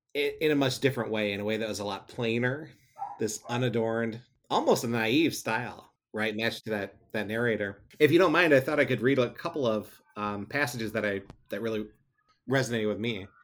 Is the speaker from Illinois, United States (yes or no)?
no; Michigan, United States; also born or lived in Grand Rapids, Michigan; I live in Grand Rapids, Michigan, born and raised in Michigan, and, uh, moved a little bit all over the state